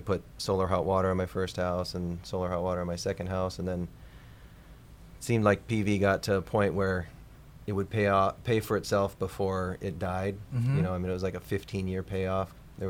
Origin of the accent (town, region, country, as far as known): Washington, United States